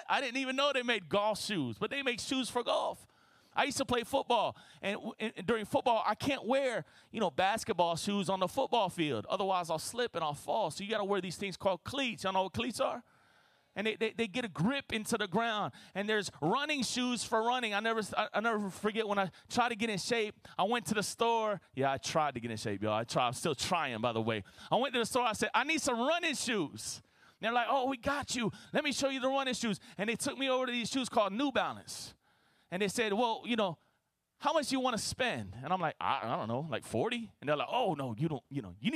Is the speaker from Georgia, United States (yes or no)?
no; Florida, United States; My wife, you know, we're both from Florida